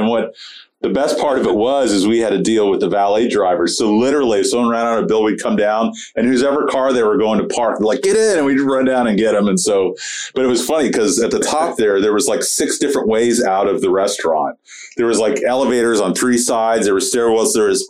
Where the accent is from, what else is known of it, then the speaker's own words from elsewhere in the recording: St. Petersburg, Florida, United States; moved away as an adult; now in Tampa, United States; I grew up in St. Pete. So I lived there since 75, and it didn't get cool until I moved away from St. Pete.